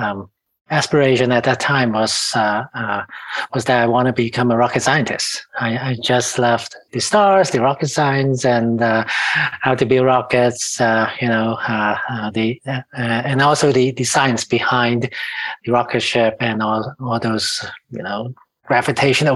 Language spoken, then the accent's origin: English; Hong Kong; now in Canada; I was born and raised in Hong Kong